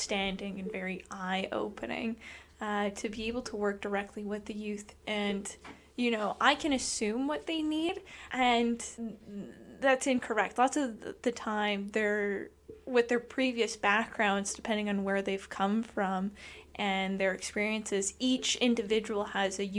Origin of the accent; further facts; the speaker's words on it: Lethbridge, Alberta, Canada; moved away as an adult; also born or lived in Montreal; now in Brooks, Canada; went back to my hometown of Lethbridge